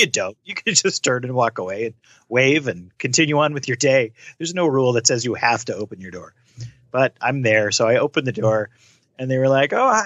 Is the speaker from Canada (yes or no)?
yes; Canada; I'm Canadian